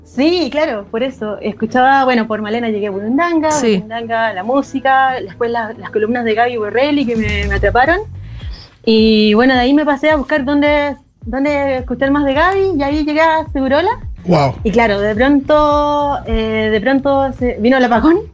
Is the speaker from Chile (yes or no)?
yes; Chile; also born or lived in Argentina; Soy, soy chilena y me fui con mi familia. Bueno, vivía mi abuela y mi tío allá. Y me fui al 85 y volví al 90 acá a Chile